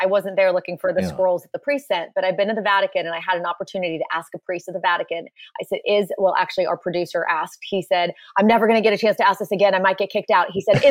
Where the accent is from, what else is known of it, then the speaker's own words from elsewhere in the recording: Poland; born there; I was born in Poland.